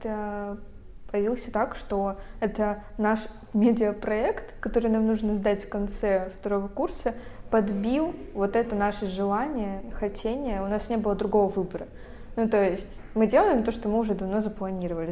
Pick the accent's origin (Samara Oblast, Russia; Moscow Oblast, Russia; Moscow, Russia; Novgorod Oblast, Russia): Novgorod Oblast, Russia; Veliky Novgorod; moved away as an adult; now in Saint Petersburg, Russia; Мы переехали в Санкт-Петербург я из Великого Новгорода, это совсем недалеко от Питера